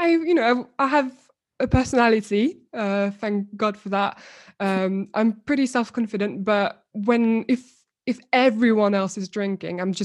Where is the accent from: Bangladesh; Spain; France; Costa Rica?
France; also born or lived in Morocco (ancestry); now in Brighton, United Kingdom; I'm Moroccan, born and bred in France